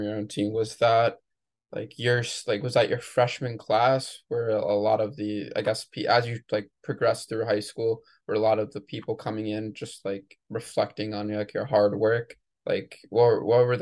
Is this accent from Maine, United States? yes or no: yes; Maine, United States; moved away as an adult; now in New Jersey, United States; I'm from Maine